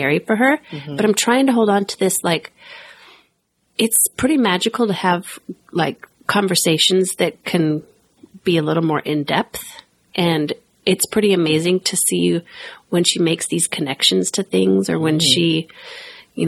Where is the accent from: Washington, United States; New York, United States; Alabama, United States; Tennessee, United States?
Washington, United States; Everett; That's my hometown there